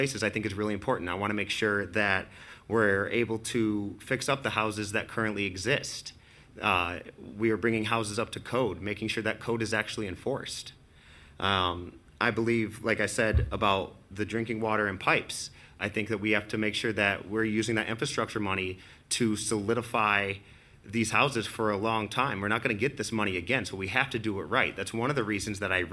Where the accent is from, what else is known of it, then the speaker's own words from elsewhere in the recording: Lansing, Michigan, United States; also born or lived in New York City; I grew up in Lansing, over in the Churchill Downs neighborhood